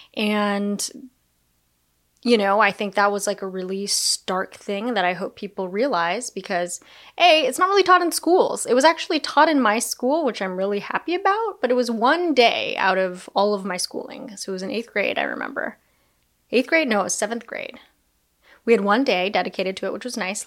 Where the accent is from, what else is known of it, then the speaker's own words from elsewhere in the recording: United States; I'm Chinese American, I'm Japanese American